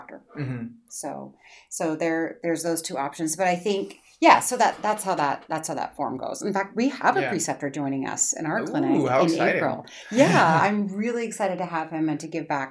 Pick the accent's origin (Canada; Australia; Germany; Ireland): Canada; now in United States; now I'm Canadian, so I come from a superior healthcare system